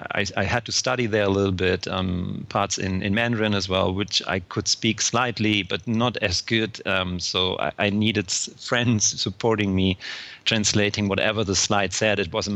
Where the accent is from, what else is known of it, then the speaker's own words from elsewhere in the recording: Hesse, Germany; In terms of my background, I was born in Germany and raised near Frankfurt.